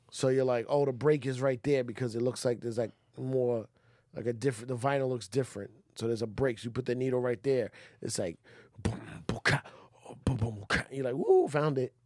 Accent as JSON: {"language": "English", "region": "New York", "country": "United States", "said": "as a New Yorker"}